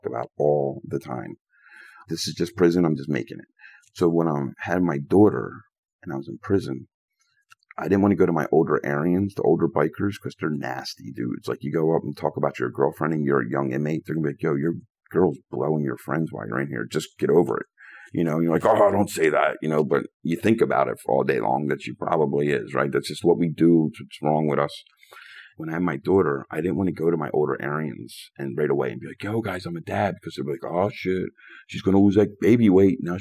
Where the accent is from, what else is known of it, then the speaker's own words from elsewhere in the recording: Philadelphia, Pennsylvania, United States; I grew up in Philly playing these games my whole life